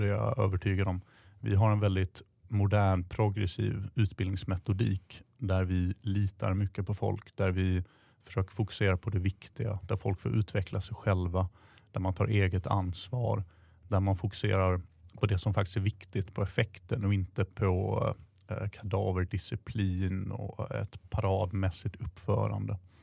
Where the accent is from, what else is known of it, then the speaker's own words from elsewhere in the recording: southern Sweden, Sweden; Jag växte upp i södra Sverige, i en stad